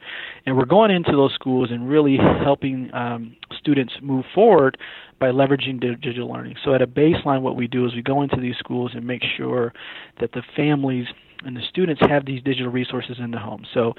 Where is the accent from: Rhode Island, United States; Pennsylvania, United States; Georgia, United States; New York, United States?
New York, United States; Syracuse; moved away as an adult; now in Atlanta, United States; Yeah, so I'm actually from Syracuse, New York. Grew up a very cold place.